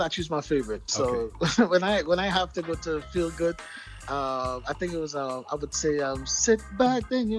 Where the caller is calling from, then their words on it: Chicago, Illinois, United States; I'm actually in the United States. {S7} Wow. {S20} Chicago, to be exact.